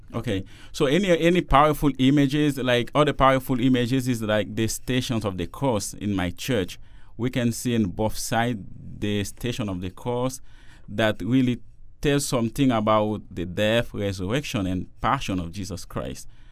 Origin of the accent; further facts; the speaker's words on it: Haiti; now in Toronto, Canada; I'm a Jesuit from Haiti. And I'm doing theology now in Toronto at Regis College.